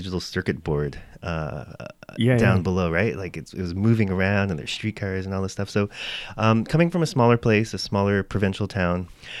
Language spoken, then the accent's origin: English; Windsor, Ontario, Canada; now in Toronto, Canada; growing up in Windsor, Ontario. So 4 hours down the road from Toronto on the 401.